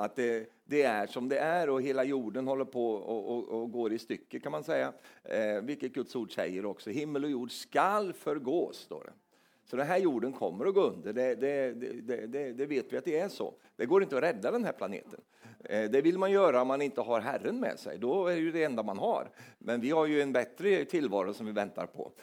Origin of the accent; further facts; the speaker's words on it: Sweden; som är svensk